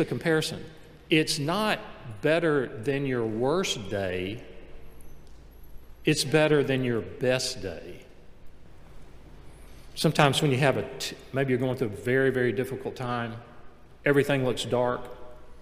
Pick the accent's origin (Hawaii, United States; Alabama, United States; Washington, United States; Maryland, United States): Alabama, United States; Montgomery, Gadsden; We moved from Montgomery, Alabama to Gadsden, Alabama